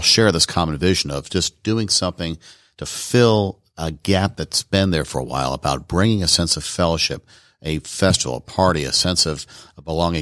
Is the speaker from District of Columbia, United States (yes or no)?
yes; Washington, District of Columbia, United States; moved away as an adult; also born or lived in Tucson, Arizona; now in Rome, Georgia, United States; I'm actually from Washington, D C originally